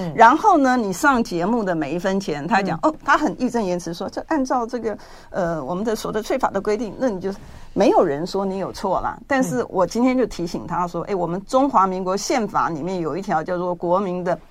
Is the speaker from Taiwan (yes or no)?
yes; Taiwan; 我们出生在这片土地嘛